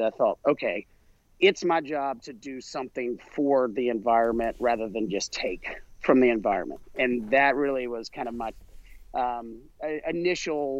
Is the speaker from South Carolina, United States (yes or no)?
yes; South Carolina, United States; I grew up in South Carolina